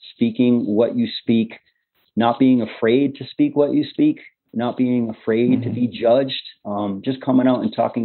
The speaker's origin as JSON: {"language": "English", "town": "Cambridge", "region": "Massachusetts", "country": "United States", "said": "I'm a guy from the Northeast, Cambridge, Massachusetts"}